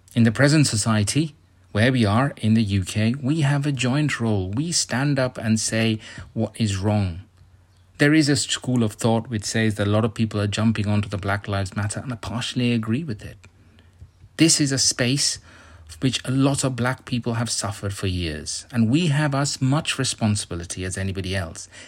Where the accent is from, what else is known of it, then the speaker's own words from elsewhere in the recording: India; moved away; I come from India